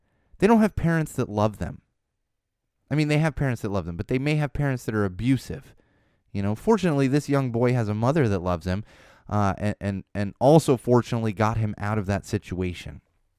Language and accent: English; Florida, United States; born there; For Florida, yes, I was born in Florida.